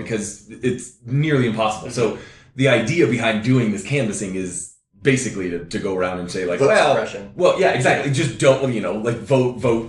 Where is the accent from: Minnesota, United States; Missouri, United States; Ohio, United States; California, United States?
California, United States; I'm from California